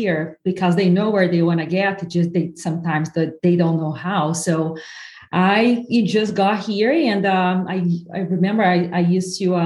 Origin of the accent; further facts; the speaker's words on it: southern Brazil, Brazil; English is a second language; moved away as an adult; now in United States; I'm from the south of Brazil where Italians and Germans went